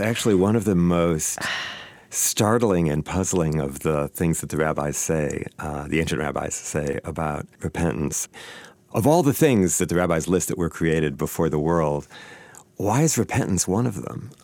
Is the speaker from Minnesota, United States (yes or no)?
yes; Saint Paul, Minnesota, United States; I grew up here in Saint Paul